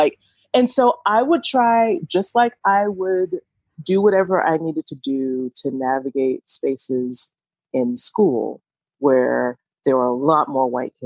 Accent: Atlanta, Georgia, United States; I'm from Atlanta, so I'm going to sound like I'm from the trap

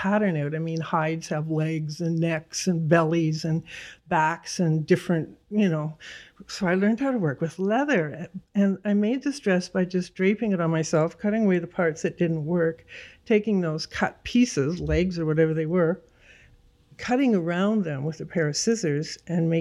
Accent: Toronto, Ontario, Canada; also born or lived in Goose Bay, Labrador, Canada; when I was 9, we moved to Don Mills

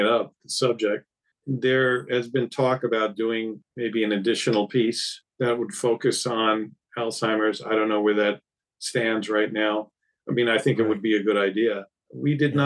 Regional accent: New York, United States; I'm a New Yorker

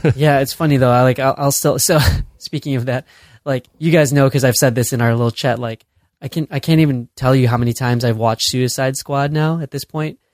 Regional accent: Chicago, Illinois, United States; moved away as an adult; now in San Francisco, United States; I'm born and raised in Chicago. I'm Chicago proud

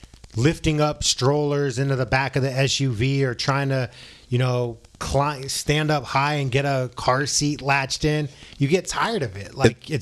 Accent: San Francisco, California, United States; now in Arizona, United States; I came from San Francisco.

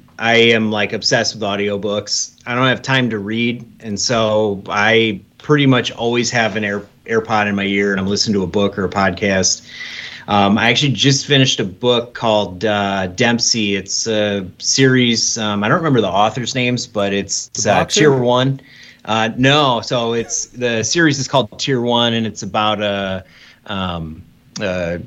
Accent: Michigan, United States; also born or lived in Omaha, Nebraska / Kalamazoo, Michigan; I was born in Omaha, actually, Nebraska, but then I moved to Michigan. My family moved to Michigan when I was 3. So I'm almost 40. So I've been here almost my entire life, 37 years.

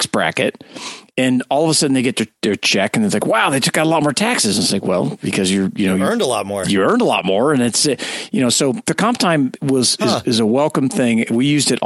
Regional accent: California, United States; I'm from California

